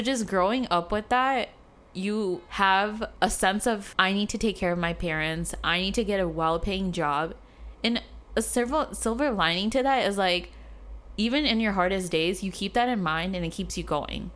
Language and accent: English; Chicago, Illinois, United States; moved away as an adult; also born or lived in South Africa; now in San Francisco, United States; in Chicago, I didn't grow up having kind of like a identity crisis